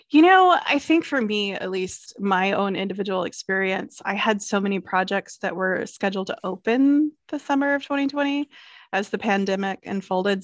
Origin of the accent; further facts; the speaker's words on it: Clemson, South Carolina, United States; I grew up in Clemson, South Carolina